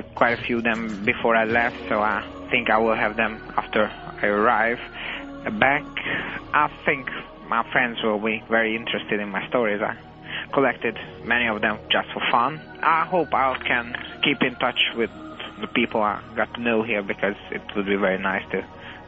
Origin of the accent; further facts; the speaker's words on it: Hungary; I'm just past 16 years old. I'm from Hungary.